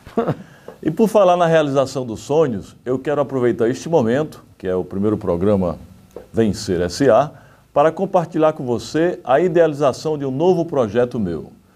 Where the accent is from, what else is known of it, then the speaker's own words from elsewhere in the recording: Santana dos Garrotes, Paraíba, Brazil; moved away; also born or lived in Recife; na cidade onde eu nasci, né, que é uma cidadezinha pequenininha, Santana dos Garrotes, com cerca de 5 mil habitantes